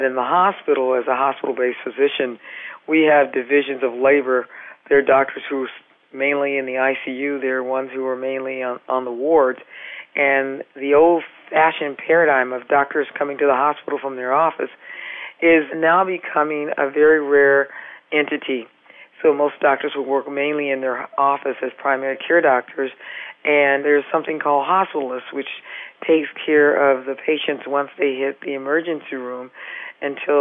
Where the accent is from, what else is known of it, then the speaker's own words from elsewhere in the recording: California, United States; now in Massachusetts, United States; I'm from California